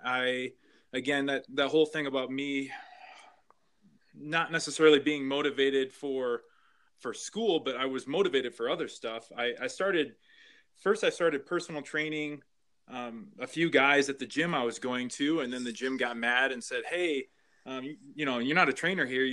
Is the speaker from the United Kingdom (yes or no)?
no; Flint, Michigan, United States; I grew up in Michigan, so Greater Flint area